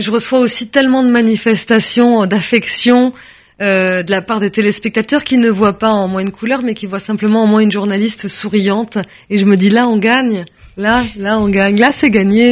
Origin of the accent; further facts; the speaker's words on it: France; Je suis née en France, de parents français. Je suis française.